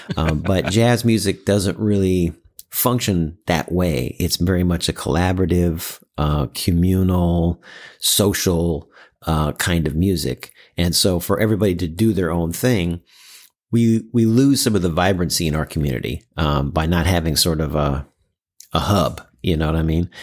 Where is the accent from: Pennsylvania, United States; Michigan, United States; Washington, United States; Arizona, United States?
Washington, United States; Seattle; also born or lived in New York; I grew up here in Seattle.